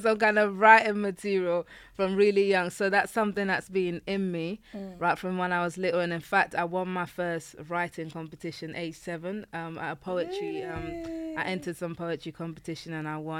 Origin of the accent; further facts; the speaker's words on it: London, United Kingdom; also born or lived in Nigeria; now in Kent, United Kingdom; I grew up in East London